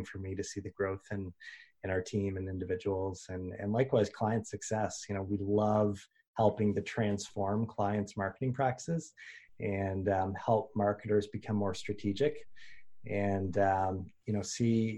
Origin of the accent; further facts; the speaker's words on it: Canada; being a Canadian